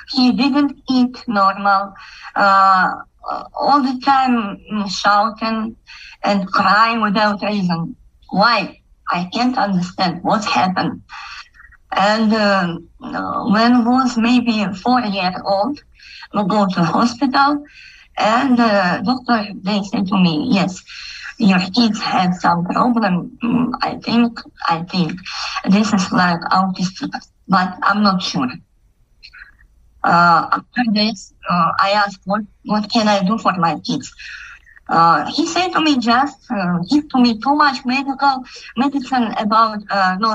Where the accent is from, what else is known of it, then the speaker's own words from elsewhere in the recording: Kazakhstan; English is a second language; I'm from Kazakhstan